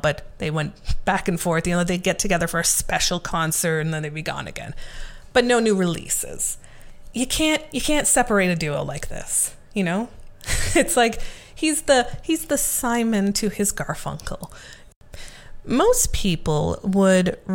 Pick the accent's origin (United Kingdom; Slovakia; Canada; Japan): Canada